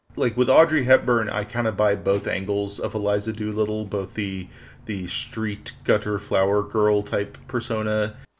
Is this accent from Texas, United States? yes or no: yes; Houston, Texas, United States; growing up in Southeast Corner of Houston